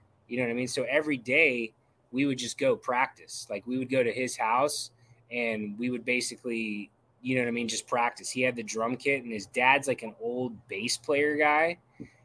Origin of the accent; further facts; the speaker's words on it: Brevard County, Florida, United States; I'm from Brevard County. I actually still live there